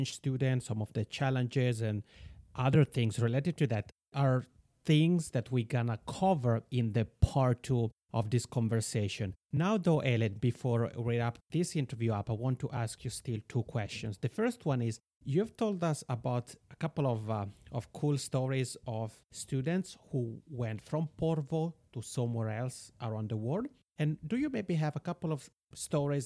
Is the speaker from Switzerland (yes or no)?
yes; Switzerland; moved away as an adult; now in Finland; I'm originally from Switzerland and I did my bachelor studies there and then my master's studies in Finland